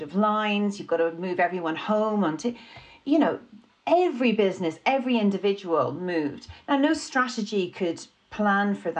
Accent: Ireland; being Irish

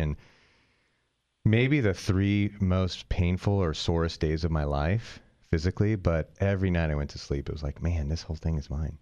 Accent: near San Francisco, California, United States; moved away; I grew up near San Francisco

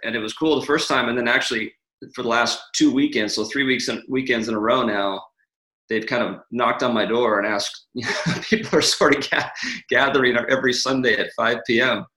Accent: California, United States; also born or lived in Atlanta, Georgia; now in Carlsbad, United States; I'm mainly from California. Okay. I was I was born in Georgia

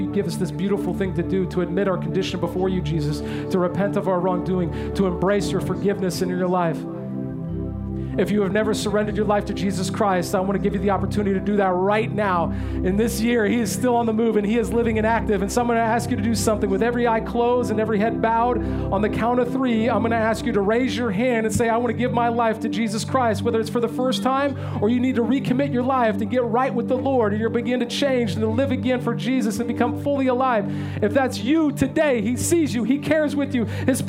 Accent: California, United States; There was no earthquake because I came from California. I know how to check.

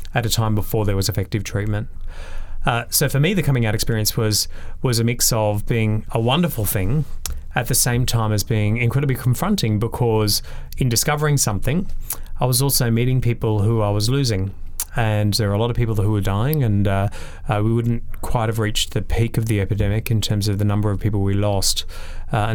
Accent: Brisbane, Queensland, Australia; So I'm originally a Brisbane boy. I grew up in Queensland, in Brisbane

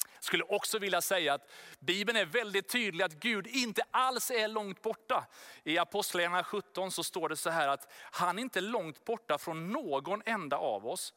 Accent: Sweden; Vi är ju svenskar, vi bor här i Sverige

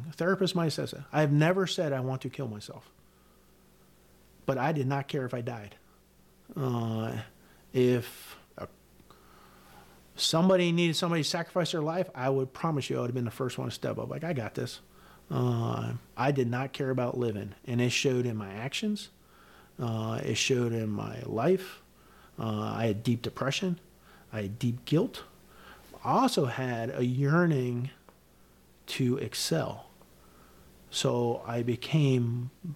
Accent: Newton, New Jersey, United States; moved away as an adult; also born or lived in Connecticut; New Jersey, where I grew up in Newton

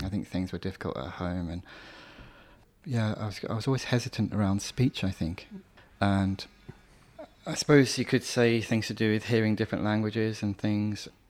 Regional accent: Birmingham, West Midlands, United Kingdom; I'm completely British. I was born in Birmingham

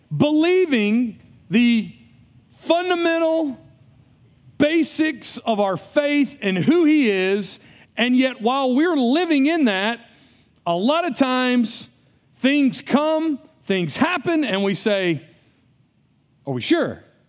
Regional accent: United States; as an American

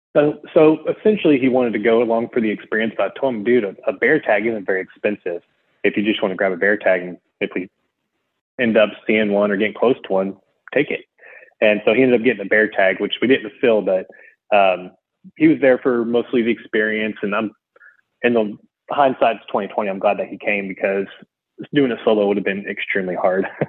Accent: Houston, Texas, United States; I'm from Houston

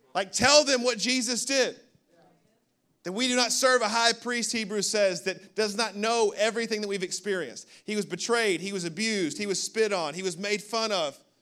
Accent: Birmingham, Alabama, United States; now in Orlando, United States; I was born in Birmingham, Alabama, nineteen eighty-four.

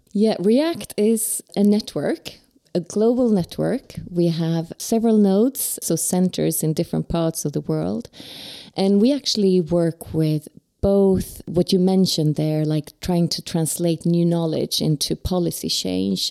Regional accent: Sweden; I'm from Sweden

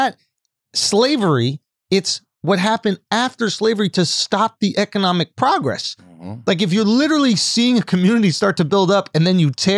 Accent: New York, United States; growing up in New York

